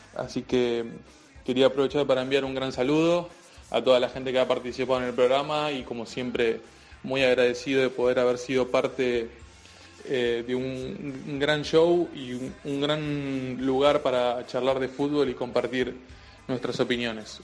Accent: Argentina; also born or lived in Buenos Aires; soy periodista argentino, vivo en Buenos Aires

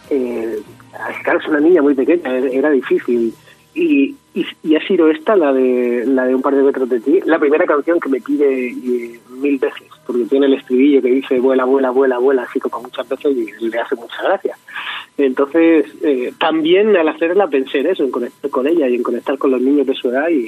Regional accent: Region of Murcia, Spain; intentando sobre todo hacer recetas de mi tierra de Murcia que me que me encanta y que me chivan mi, mi madre mis tías

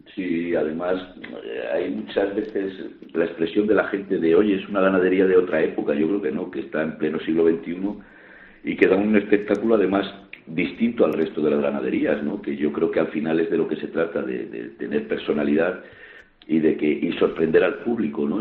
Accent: Salamanca, Castile and León, Spain; una plaza como, la nuestra, como en Salamanca.

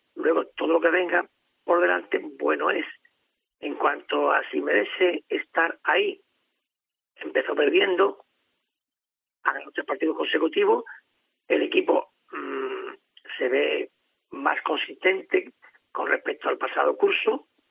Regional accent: Andalusia, Spain; yo como andaluz

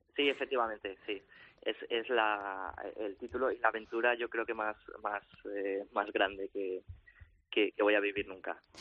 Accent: Valencia, Valencian Community, Spain; moved away as an adult; also born or lived in Madrid; nosotros somos de Valencia y vivíamos entonces en Madrid

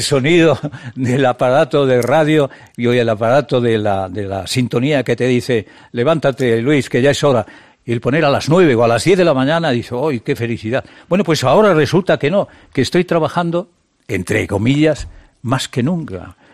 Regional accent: El Bierzo, Castile and León, Spain; moved away; also born or lived in Madrid; atiende a mi pueblo, atiende a mi tierra, atiende el Bierzo

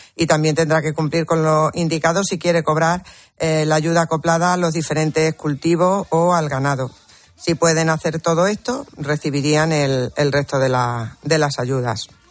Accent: Almendralejo, Extremadura, Spain; mi tierra, Extremadura, y sobre todo a esa ciudad que, que es donde, donde vivo y que, y que de la que me siento muy orgullosa porque es preciosa. Y de mi pueblo, por supuesto, de Almendralejo

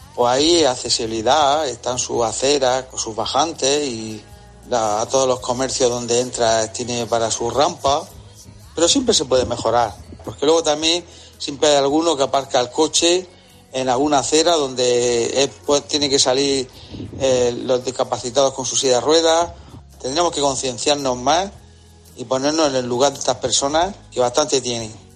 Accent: Murcia, Region of Murcia, Spain; En mi pueblo, en el Palmar, de aquí de Murcia

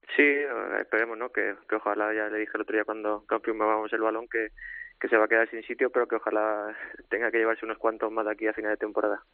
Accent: Córdoba, Andalusia, Spain; moved away; yo siendo cordobés

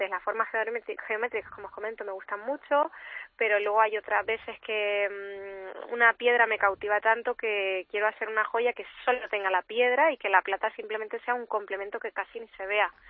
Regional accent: Canary Islands, Spain; accent: Canarian; yo soy canaria, como se me estará oyendo

